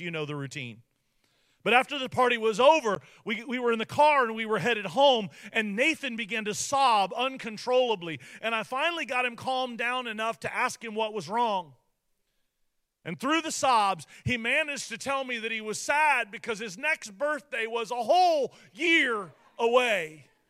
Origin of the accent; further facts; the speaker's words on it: United States; for me as an American